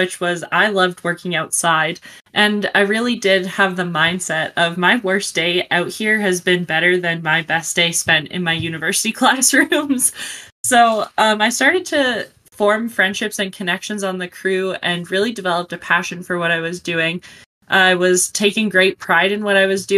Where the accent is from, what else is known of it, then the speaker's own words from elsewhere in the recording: Calgary, Alberta, Canada; I'm from Calgary, Alberta, Canada